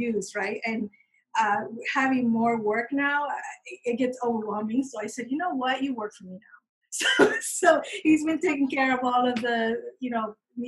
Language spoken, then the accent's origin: English; Miami, Florida, United States; also born or lived in Peru; I was born in Peru, and I was there till I was about 8. And then we moved to Miami.